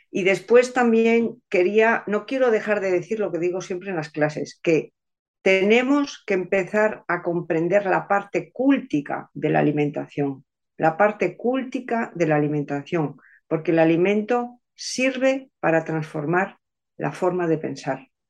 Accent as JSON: {"language": "Spanish", "country": "Spain", "said": "nosotros españoles"}